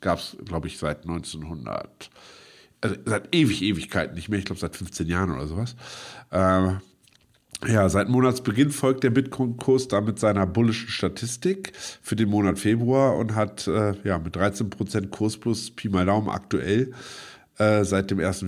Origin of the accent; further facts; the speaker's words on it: Braunschweig, Lower Saxony, Germany; moved away as an adult; now in Berlin, Germany; meine Geburtsstadt Braunschweig